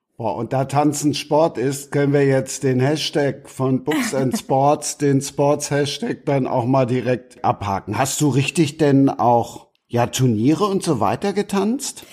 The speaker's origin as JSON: {"language": "German", "town": "Cologne", "region": "North Rhine-Westphalia", "country": "Germany", "said": "als Kölner"}